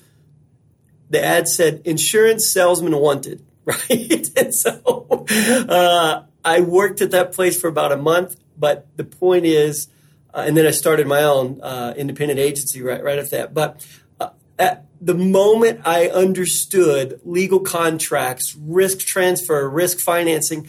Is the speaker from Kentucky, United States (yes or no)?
yes; Western Kentucky, United States; I was born in Western Kentucky. So of course I worked in the hay fields and the tobacco fields for a long time as a teenager